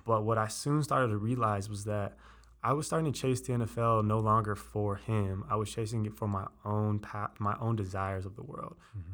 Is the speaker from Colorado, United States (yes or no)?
yes; Colorado Springs, Colorado, United States; also born or lived in Denver; I was born in Colorado Springs